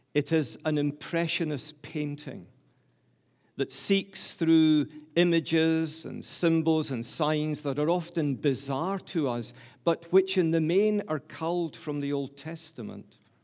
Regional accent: Glasgow, Scotland, United Kingdom; I'm a Scot from the top of my head to the soles of my feet. Please don't think I'm English. I'm from the great city of Glasgow, the largest city in Scotland

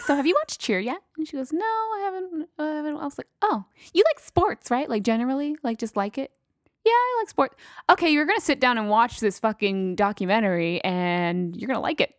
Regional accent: El Paso, Texas, United States; I'm from fucking Texas, so El Paso, Texas

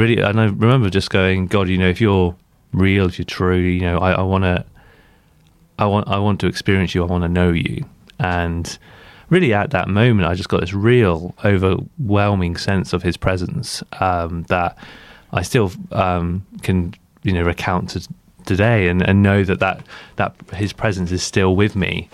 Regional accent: Blandford, South West England, United Kingdom; I grew up in Blandford

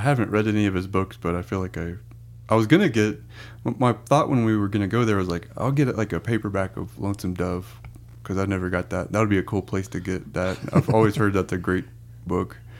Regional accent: Texas, United States; we're from Texas

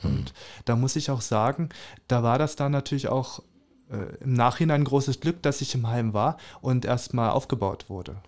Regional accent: Lübbenau, Brandenburg, Germany; also born or lived in Calau; now in Cottbus, Germany; Lübbenau im Rathaus mhm. im Spreewald. Da mhm. freue ich mich auch sehr drauf, weil da bin ich ja aufgewachsen ja. im Kinderheim

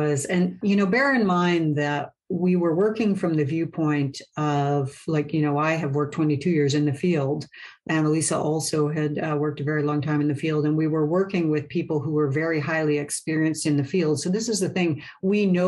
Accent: Canada; I'm Canadian

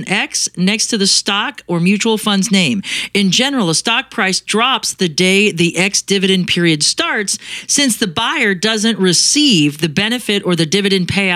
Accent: Arizona, United States

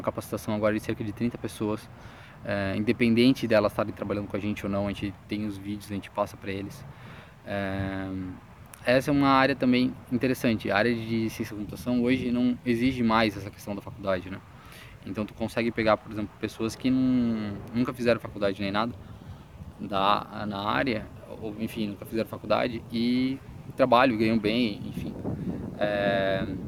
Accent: Joinville, Santa Catarina, Brazil; sou de Joinville, Santa Catarina

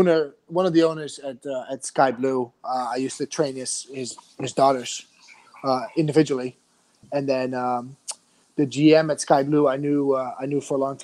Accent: Netherlands; moved away as an adult; also born or lived in New Jersey; now in United States; I'm from Holland originally, came to the U.S. Right after finished college

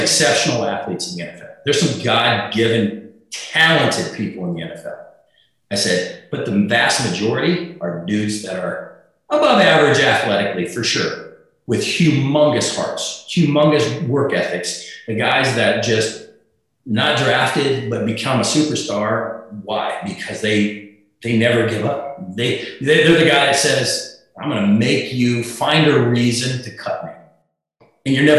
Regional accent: South Dakota, United States; moved away; I was a guy from South Dakota

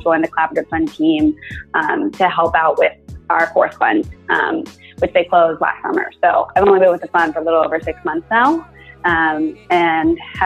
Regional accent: Houston, Texas, United States; I was born in Houston, born and raised to a doctor

